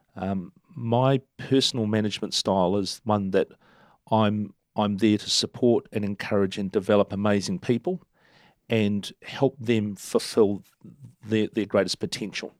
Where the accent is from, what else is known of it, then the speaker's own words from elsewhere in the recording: Turangi, Waikato, New Zealand; also born or lived in Argentina; now in Hamilton, New Zealand; Turangi, um, in the central North Island Plateau, my hometown